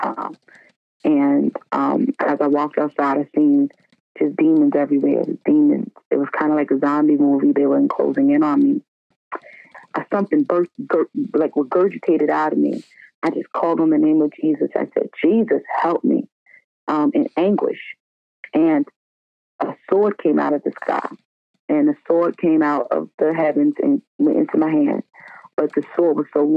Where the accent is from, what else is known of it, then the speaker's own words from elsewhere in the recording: North Carolina, United States; also born or lived in Staten Island, New York; I was born in Staten Island, but we ended up having to move to North Carolina when I was 3 because my dad